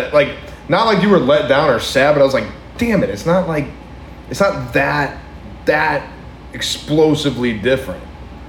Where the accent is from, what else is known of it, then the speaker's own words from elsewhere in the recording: Hawaii, United States; moved away; I grew up in Hawaii.